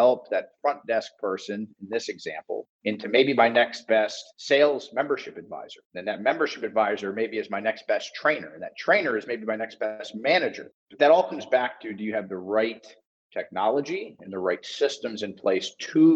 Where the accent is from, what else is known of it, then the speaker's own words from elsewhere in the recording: South Florida, United States; I'm from South Florida and I played sports growing up